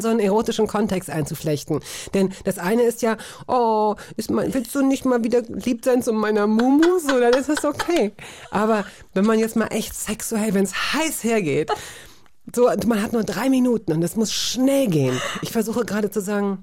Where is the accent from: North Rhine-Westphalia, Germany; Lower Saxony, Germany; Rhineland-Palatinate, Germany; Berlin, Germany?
Berlin, Germany; Aufgewachsen bin ich tatsächlich in Schöneberg